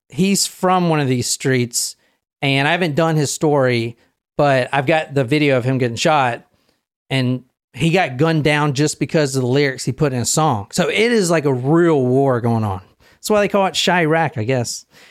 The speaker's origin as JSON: {"language": "English", "town": "Gilbert", "region": "Arizona", "country": "United States", "tie": "born or raised there", "said": "I grew up in Gilbert"}